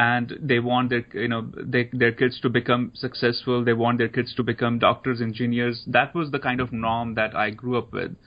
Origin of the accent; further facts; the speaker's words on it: Dharamsala, Himachal Pradesh, India; moved away as an adult; I grew up in India, so I went to Catholic school in India.